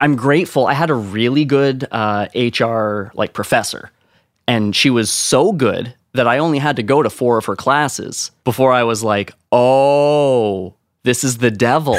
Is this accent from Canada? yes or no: yes; Ontario, Canada; as a Canadian, like, small town Canadian nobody